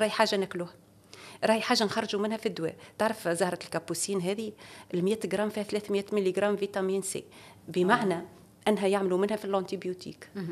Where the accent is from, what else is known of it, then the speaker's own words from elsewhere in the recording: Tunisia; عندنا في تونس